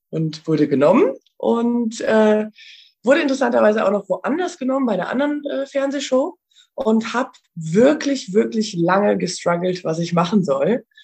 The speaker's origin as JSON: {"language": "German", "region": "Rhineland", "country": "Germany", "moved": "as an adult", "lives_now": "Vienna, Austria", "said": "Ich bin ja vor zehn Jahren nach Wien gegangen. Ich komme ursprünglich aus, äh, aus dem Rheinland und äh, bin vor zehn Jahren ausgewandert"}